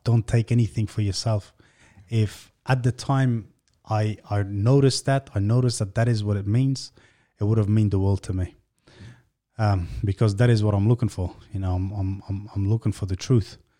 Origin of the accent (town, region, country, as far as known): Australia; born or raised there; also born or lived in Afghanistan